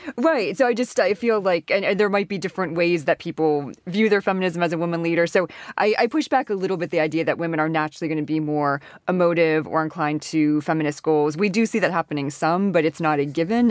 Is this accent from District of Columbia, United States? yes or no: yes; Washington, District of Columbia, United States; moved away; I come from Washington, D C